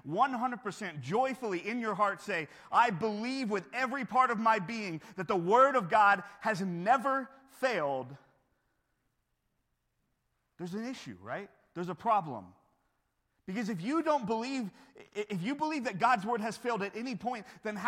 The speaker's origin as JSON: {"language": "English", "country": "United States", "tie": "born or raised there", "said": "growing up in America"}